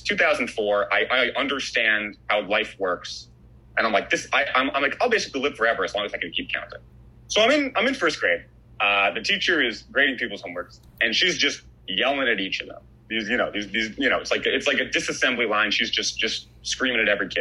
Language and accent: English; New York City, New York, United States; I grew up in Riverdale, which is kind of like a Jewish neighborhood in the Bronx